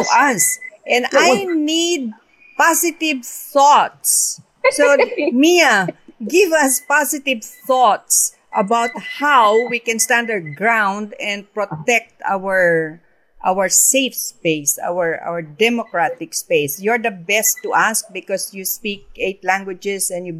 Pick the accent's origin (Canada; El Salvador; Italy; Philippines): Philippines; being a Filipino